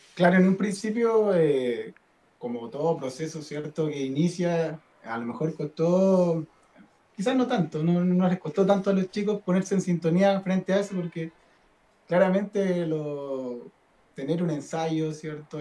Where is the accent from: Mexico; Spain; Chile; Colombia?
Chile; Diego de Almagro, Atacama; Yo nací en el norte, yo soy de Diego Almagro.